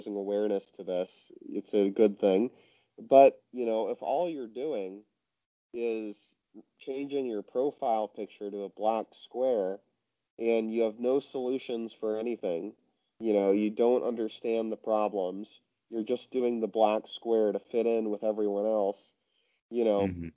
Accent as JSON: {"language": "English", "town": "Seattle", "region": "Washington", "country": "United States", "moved": "yes", "lives_now": "New York City, United States", "said": "I'm from Seattle, which is even more progressive than New York"}